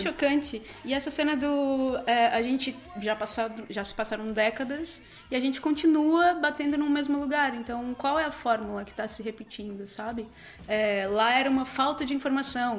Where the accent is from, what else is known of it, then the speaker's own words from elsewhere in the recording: interior of São Paulo, Brazil; moved away; nasci no interior de São Paulo, e sendo do interior